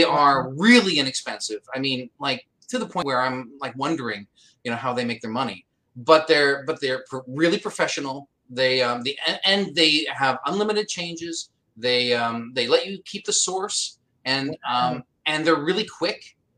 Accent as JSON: {"language": "English", "region": "Pennsylvania", "country": "United States", "tie": "born or raised there", "also_born_or_lived": "Washington State", "said": "I'm really lucky in that I don't have much of an accent. I was born in Washington State, went to Pennsylvania, and in that being raised in those places, I'm pretty vanilla way of speaking"}